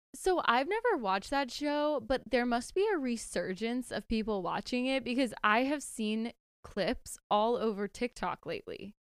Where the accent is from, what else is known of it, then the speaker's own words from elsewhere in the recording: Greenville, South Carolina, United States; moved away; I'm down south in my hometown, Greenville, South Carolina